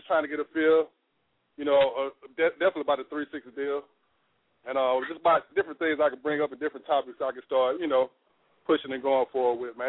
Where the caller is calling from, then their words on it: Birmingham, Alabama, United States; I'm calling from Birmingham